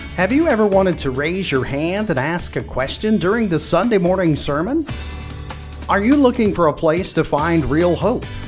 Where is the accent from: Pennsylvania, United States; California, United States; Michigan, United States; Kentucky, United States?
Kentucky, United States; Hazard; I'm from Hazard